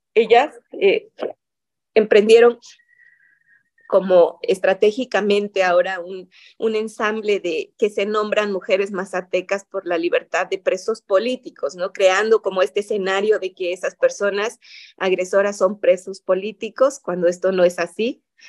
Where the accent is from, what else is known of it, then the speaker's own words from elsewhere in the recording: a town near Huautla de Jiménez, Oaxaca, Mexico; Huautla de Jiménez, que es la comunidad donde hay esta institución más cercana a mi pueblo